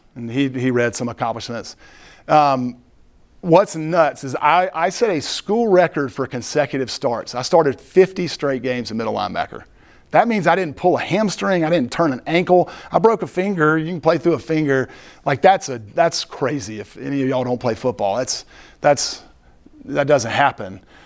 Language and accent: English; Greenville, United States; I was born and raised in Greenville